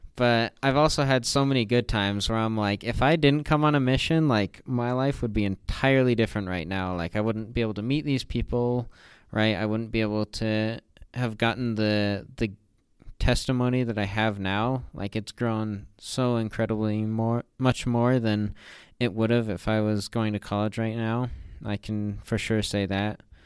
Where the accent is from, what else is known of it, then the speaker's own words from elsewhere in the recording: Northern Utah, United States; I'm from Northern Utah.